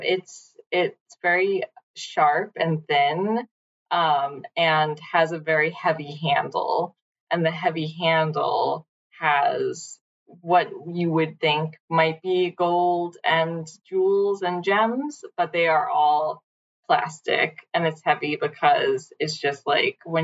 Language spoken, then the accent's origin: English; New York City, New York, United States; I'm from Brooklyn.